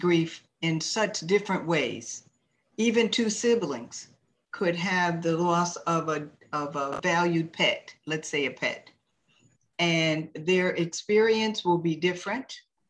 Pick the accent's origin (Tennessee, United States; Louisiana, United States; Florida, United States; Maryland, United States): Maryland, United States; Well, would you believe I'm in the tropics by way of Maryland?